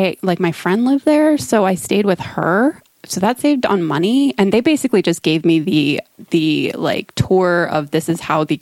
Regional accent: United States; as an American, I'm like, this is crazy.

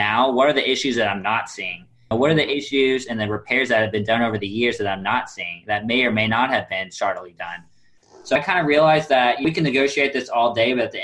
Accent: Kansas City, United States; moved away; I'm from Kansas City originally

